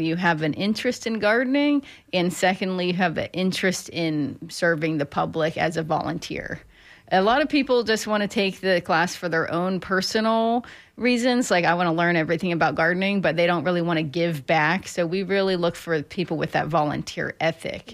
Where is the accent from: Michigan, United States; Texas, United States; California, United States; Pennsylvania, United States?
Pennsylvania, United States; now in Florida, United States; where I grew up in Pennsylvania